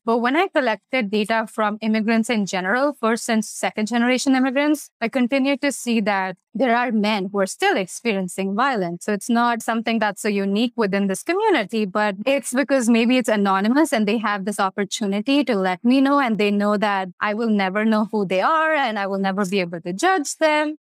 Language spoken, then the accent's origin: English; India; moved away; I'm obviously from India, so growing up in the South Asian community